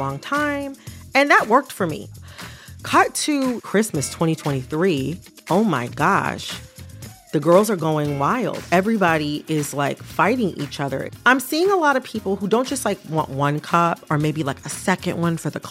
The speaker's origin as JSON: {"language": "English", "town": "Detroit", "region": "Michigan", "country": "United States", "said": "I am from the Detroit area, which is also known as Hockey Town"}